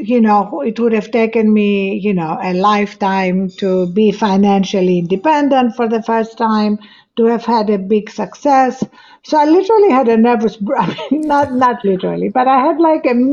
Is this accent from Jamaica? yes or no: no; Greece; English is a second language; moved away; I had to learn French before English because in Greece, that was the official foreign language